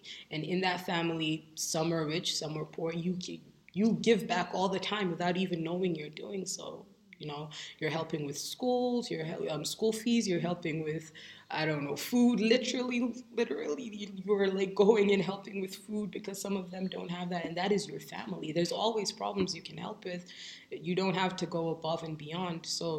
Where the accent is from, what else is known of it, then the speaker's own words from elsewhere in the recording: Nigeria; And for me, as a Nigerian, like I said before, I feel like it is our duty